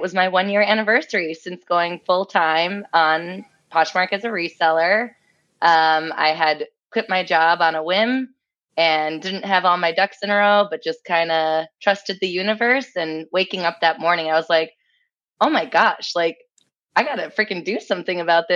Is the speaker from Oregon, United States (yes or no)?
no; Minnesota, United States; also born or lived in Russia; raised here almost my whole life